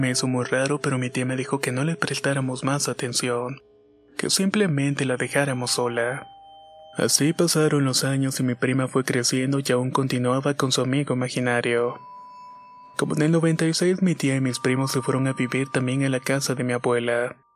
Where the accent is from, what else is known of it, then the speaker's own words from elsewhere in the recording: Ciudad Juárez, Chihuahua, Mexico; now in Kansas City, United States; soy originaria de Ciudad Juárez, Chihuahua y actualmente vivo en Kansas City, Estados Unidos.